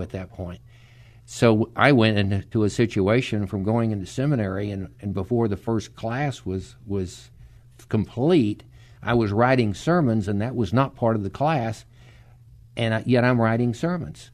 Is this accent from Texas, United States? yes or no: yes; Dallas, Texas, United States; moved away as an adult; now in San Antonio, United States; I was born and raised in Dallas